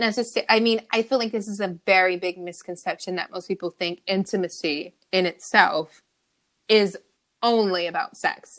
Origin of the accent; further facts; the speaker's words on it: California, United States; I'm from California